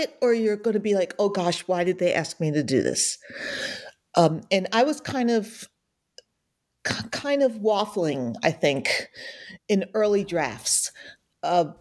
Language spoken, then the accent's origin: English; New Jersey, United States; moved away; also born or lived in North Alabama; I'm from New Jersey, but I lived there for a long time.